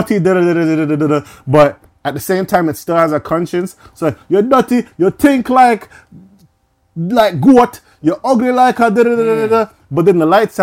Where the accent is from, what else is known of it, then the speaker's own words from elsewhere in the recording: Canada; I'm Canadian, like, but you know, being in Jamaican household